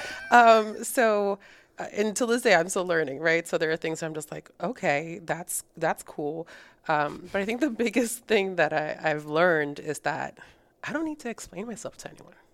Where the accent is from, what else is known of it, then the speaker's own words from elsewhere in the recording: Rhode Island, United States; English is a second language; moved away as an adult; also born or lived in Colombia; now in Texas, United States; So I grew up in Rhode Island, and I'm currently living in Texas, so I've been here for the last five years.